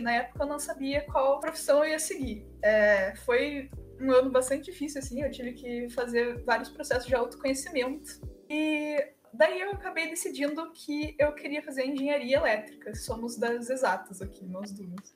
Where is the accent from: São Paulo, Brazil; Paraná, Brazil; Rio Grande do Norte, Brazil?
Paraná, Brazil; Pinhais; also born or lived in Curitiba; eu tenho 18 anos e eu sou de Pinhais, que é cidade da região metropolitana de Curitiba